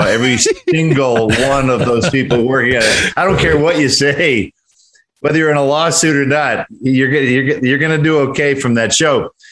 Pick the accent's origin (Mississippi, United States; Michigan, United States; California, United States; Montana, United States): Michigan, United States; Detroit; also born or lived in Oregon; now in Los Angeles, United States; I'm from Detroit